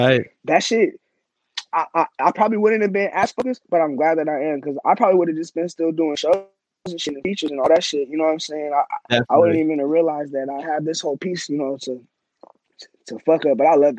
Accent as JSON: {"language": "English", "town": "Glendale", "region": "Arizona", "country": "United States", "tie": "born or raised there", "said": "I grew up on 52nd Avenue in Maryland. Yeah, right there next to Rose Lane. I've lived in Glendale, like, my whole entire life."}